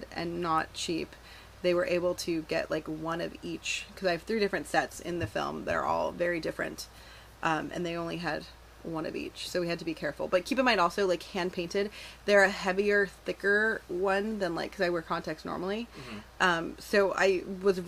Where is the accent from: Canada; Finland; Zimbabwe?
Canada; I grew up in Canada. We are forced to learn French.